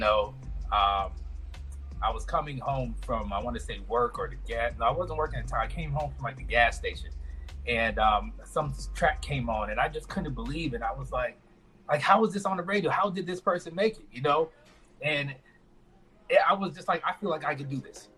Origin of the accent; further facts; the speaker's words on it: Orlando, Florida, United States; moved away as an adult; also born or lived in St. Thomas, U.S. Virgin Islands; now in Las Vegas, United States; I moved into the States when I was about six years old, um, to Orlando, Florida